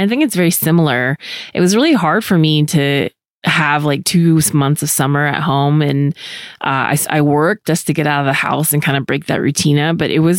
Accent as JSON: {"language": "English", "region": "California", "country": "United States", "tie": "born or raised there", "said": "I remember going back to my hometown, which was 500 miles away from my college. I went to school in California. So California's a really long state. So even though I didn't go out of state, it pretty much felt like that."}